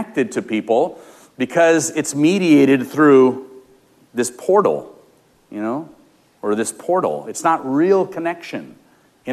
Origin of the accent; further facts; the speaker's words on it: Los Angeles, California, United States; I grew up in Los Angeles